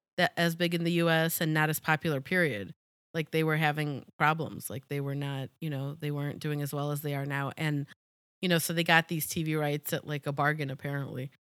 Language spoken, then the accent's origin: English; United States